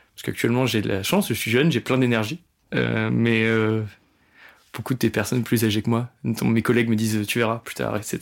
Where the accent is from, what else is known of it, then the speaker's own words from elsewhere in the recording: Rouen, Normandy, France; je suis pas de Paris, je suis de Rouen